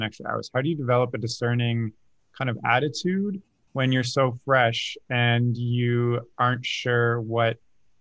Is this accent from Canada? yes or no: yes; Waterloo, Ontario, Canada; my hometown of small Waterloo, where I grew up in Canada